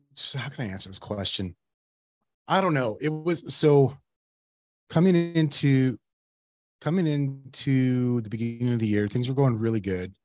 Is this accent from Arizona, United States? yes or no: yes; Yuma, Arizona, United States; now in Phoenix, United States; I grew up in Yuma